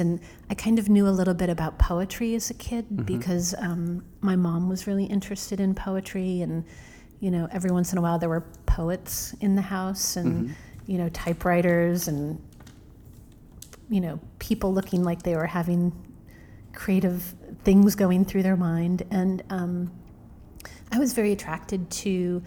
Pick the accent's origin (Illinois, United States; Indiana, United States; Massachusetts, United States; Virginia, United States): Illinois, United States; middle of; now in New York, United States; I grew up in the middle of Illinois